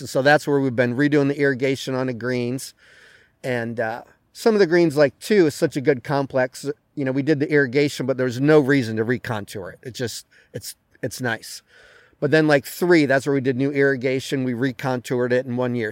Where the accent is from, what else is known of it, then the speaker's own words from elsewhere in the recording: New England, United States; moved away; I grew up in New England